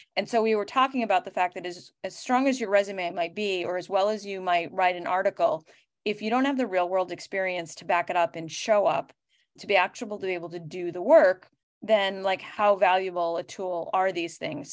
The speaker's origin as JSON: {"language": "English", "town": "Boston", "region": "Massachusetts", "country": "United States", "said": "I am from Boston"}